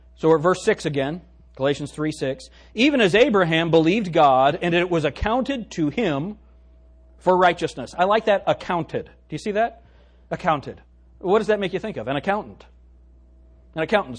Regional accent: Pueblo, Colorado, United States; I was born in Pueblo, Colorado

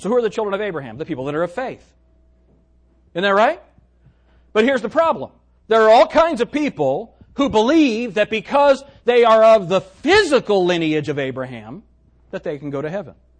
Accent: Pueblo, Colorado, United States; I was born in Pueblo, Colorado

